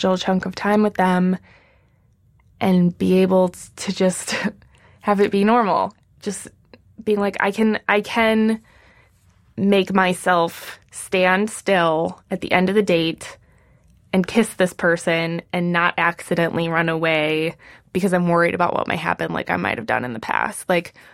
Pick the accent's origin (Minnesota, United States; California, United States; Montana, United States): Minnesota, United States; moved away as an adult; now in New York City, United States; I'm just from the Midwest. I don't talk like this